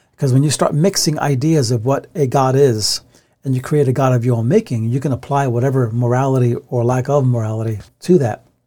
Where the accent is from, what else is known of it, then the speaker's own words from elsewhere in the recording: United States; we live in a Western country where we're American